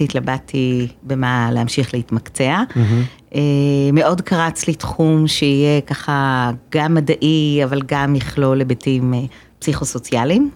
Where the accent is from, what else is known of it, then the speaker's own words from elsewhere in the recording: Haifa, Haifa District, Israel; אני, אה, חיפאית גאה מבטן